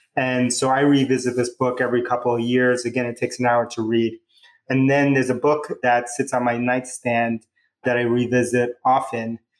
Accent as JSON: {"language": "English", "town": "New York City", "region": "New York", "country": "United States", "tie": "born or raised there", "also_born_or_lived": "Bronx, New York", "accent": "New Yorker", "said": "My hometown, I was born in the Bronx, New York, but I grew up in Queens"}